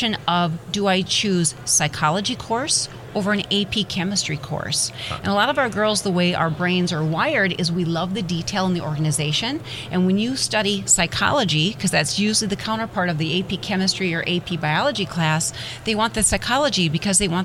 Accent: Midwest, United States; I'm originally from the Midwest, mm-hmm. I'm a very proud Midwest girl here

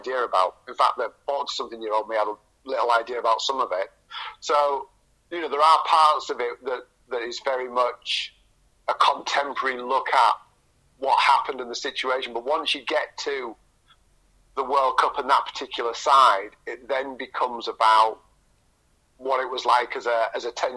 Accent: Scarborough, Yorkshire and the Humber, United Kingdom; also born or lived in Cottingham; I was living in Scarborough at that time. We still hadn't moved across

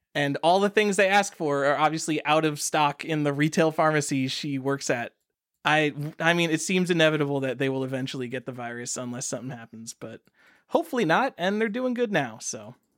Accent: New York, United States; I'm from New York. We pride ourselves on being very tolerant.

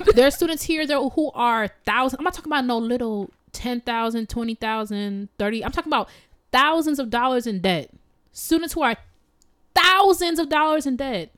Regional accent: United States; I am an American

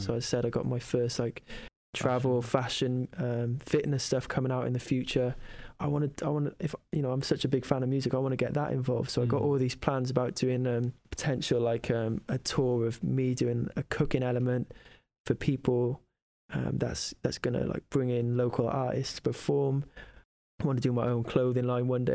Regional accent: Cardiff, Wales, United Kingdom; it's my hometown

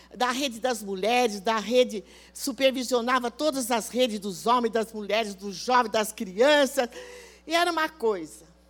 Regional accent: Rio Claro, São Paulo, Brazil; eu saí lá de Rio Claro, uma cidadezinha desse tamanho

